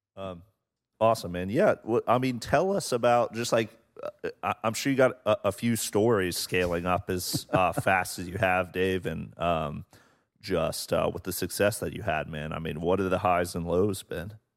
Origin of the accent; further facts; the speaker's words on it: Portsmouth, Ohio, United States; moved away; where I'm from in Appalachia